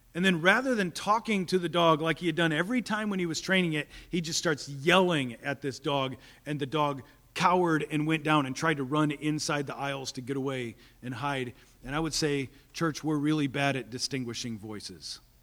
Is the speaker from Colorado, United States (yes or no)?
no; Topeka, Kansas, United States; I grew up in Topeka